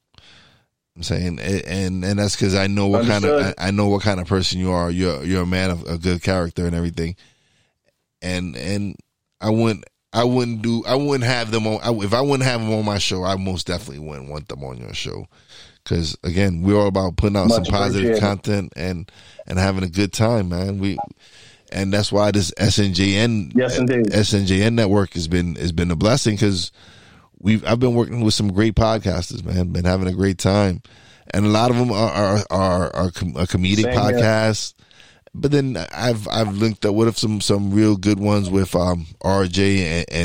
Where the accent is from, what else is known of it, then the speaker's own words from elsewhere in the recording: New York, United States; I am a New Yorker.